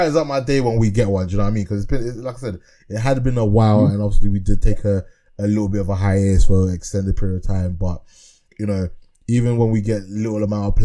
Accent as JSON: {"language": "English", "country": "Ghana", "said": "I am a Ghanaian"}